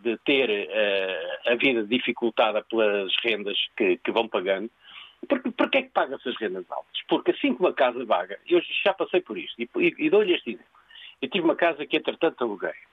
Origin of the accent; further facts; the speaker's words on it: Lisbon, Portugal; moved away as an adult; now in Algarve, Portugal; Eu nasci em Lisboa